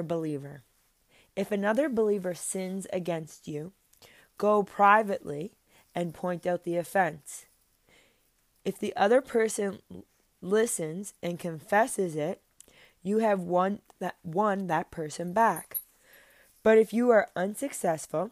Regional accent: Cape Breton, Nova Scotia, Canada; I'm from Cape Breton. I grew up going to church in East Bay, Grand Mara, Sydney.

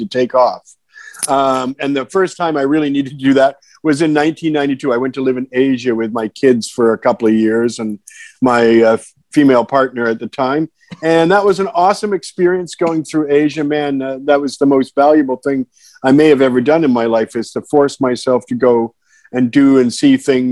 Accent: London, Ontario, Canada; now in North Vancouver, Canada; I'm from a little less industrial town, London, Ontario

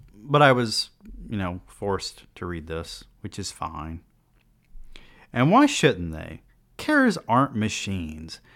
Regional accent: United States; as an American

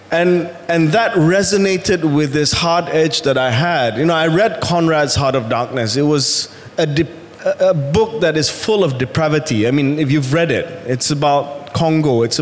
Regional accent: Kuwait; born there; I was born not in this country. I was born in Kuwait. And I spent all my life, all my pre adult life abroad.

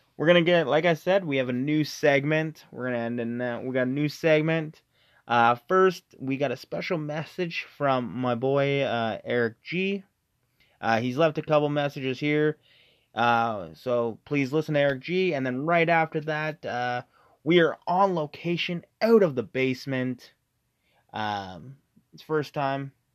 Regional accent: Canada; we're from Canada

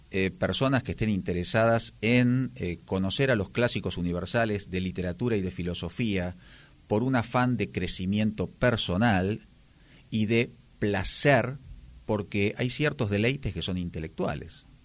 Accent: Buenos Aires, Argentina; moved away; De Buenos Aires. Me parece que mi acento me delata en forma inmediata.

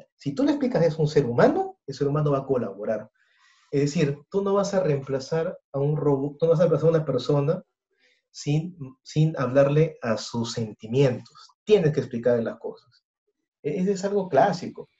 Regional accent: Peru; Conocemos nuestra cultura peruana, la conocemos muy bien, somos peruanos

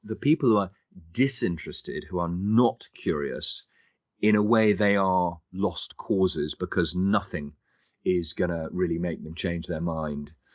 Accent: London, United Kingdom; I was born and bred in London.

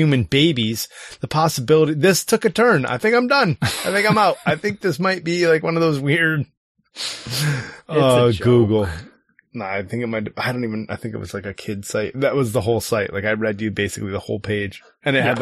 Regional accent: United States; I'm American

